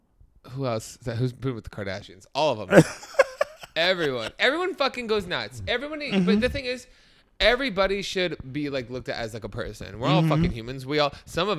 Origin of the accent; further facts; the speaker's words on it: California, United States; Hey y'all … Thank you. I'm 20 and from the Bay Area.